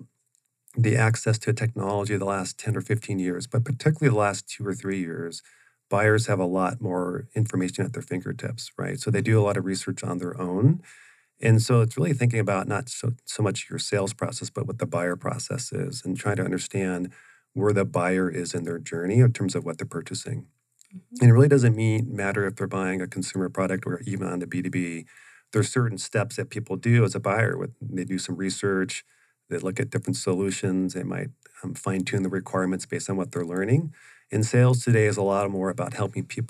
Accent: Oregon, United States; moved away as an adult; now in Arizona, United States; I grew up in Oregon, from age 6 or 7 on up until my graduated from university and grad school

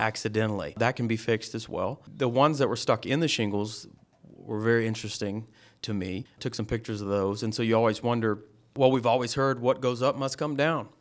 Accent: Lawrenceville, Georgia, United States; I'm from Lawrenceville

